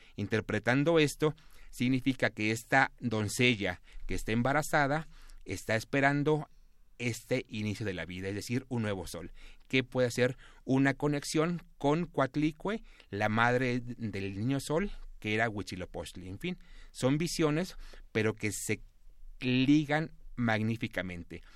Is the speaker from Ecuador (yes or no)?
no; Mexico; este nuevo pueblo que somos los mexicanos de ahora